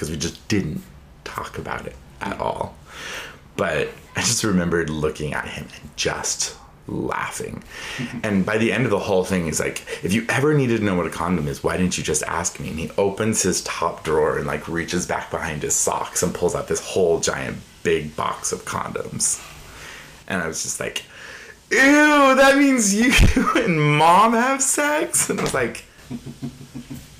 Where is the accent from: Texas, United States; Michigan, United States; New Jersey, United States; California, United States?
New Jersey, United States; Fanwood; also born or lived in Egypt (parents); I grew up in New Jersey. My parents immigrated here from Egypt and had me in Jersey City